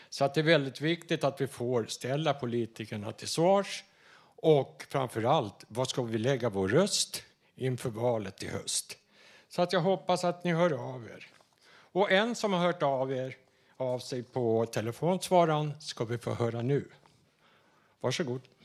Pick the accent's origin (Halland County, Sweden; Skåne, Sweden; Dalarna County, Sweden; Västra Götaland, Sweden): Dalarna County, Sweden; accent: Dalarna; now in Stockholm, Sweden; jag kommer från norra Dalarna